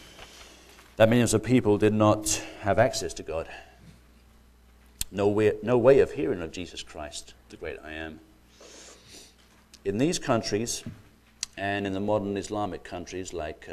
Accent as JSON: {"language": "English", "country": "United Kingdom", "tie": "born or raised there", "said": "I grew up in Britain, and My parents are from the Republic of Ireland"}